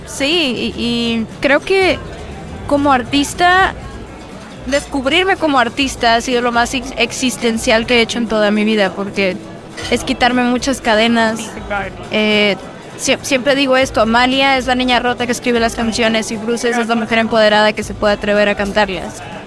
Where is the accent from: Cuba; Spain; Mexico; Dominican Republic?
Mexico; como decimos en México